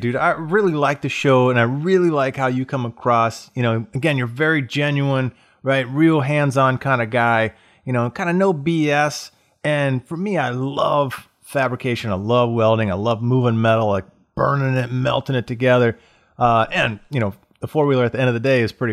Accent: Florida, United States; moved away as an adult; now in Detroit, United States; I'm from Florida. I moved to Detroit to work for the Big Three

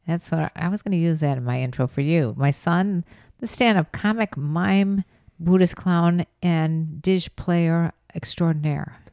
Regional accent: Chicago, Illinois, United States; I'm from Chicago area

